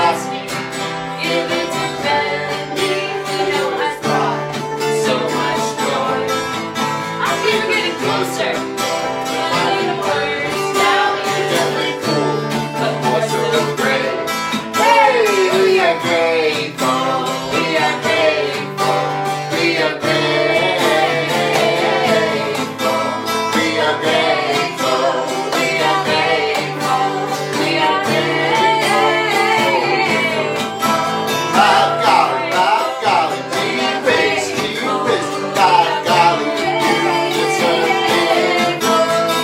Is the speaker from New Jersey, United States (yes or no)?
yes; New Jersey, United States; I grew up in South Jersey and went to school in North Jersey